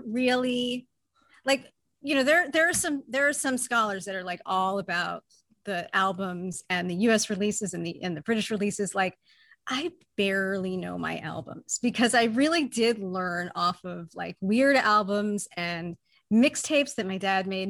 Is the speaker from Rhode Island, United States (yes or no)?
yes; Newport, Rhode Island, United States; I grew up in Rhode Island in Newport